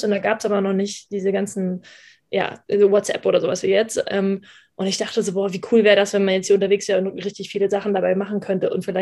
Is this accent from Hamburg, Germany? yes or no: yes; Hamburg, Germany; also born or lived in Düsseldorf; Ich bin eigentlich Hamburger Dern, eigentlich aus Hamburg und bin dann aber nach Düsseldorf zum Studium